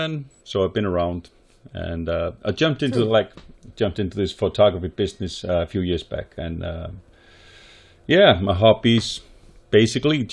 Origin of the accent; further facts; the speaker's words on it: Snæfellsnes Peninsula, Western Region, Iceland; I grew up in Snæfellsnes Peninsula